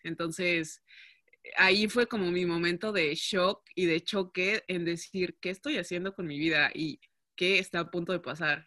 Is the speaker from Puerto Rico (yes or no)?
no; Mexico; first language Spanish; moved away as an adult; now in Netherlands; sí soy la única mexicana, la única eh, latina que habla español en el equipo